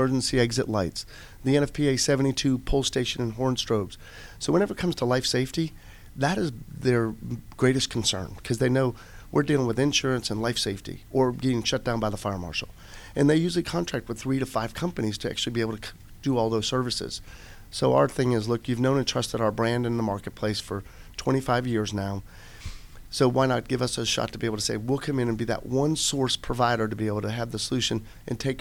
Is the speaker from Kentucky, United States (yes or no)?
no; Boston, Massachusetts, United States; now in Cobb County, United States; I grew up in the Boston area.